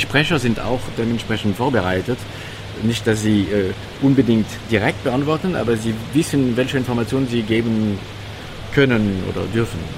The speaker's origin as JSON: {"language": "German", "country": "France", "second_language": "German", "moved": "yes", "lives_now": "Germany", "said": "ich als Franzose"}